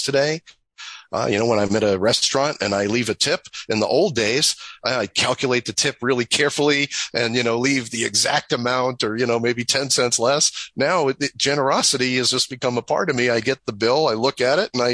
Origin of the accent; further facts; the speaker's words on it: New York, United States; I'm from New York